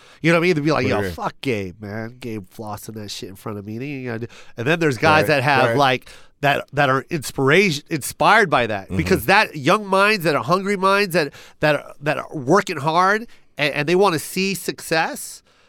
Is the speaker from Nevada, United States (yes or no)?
yes; Las Vegas, Nevada, United States; now in Los Angeles, United States; Hey, bro, I just moved to Las Vegas, to LA. I'm from Vegas.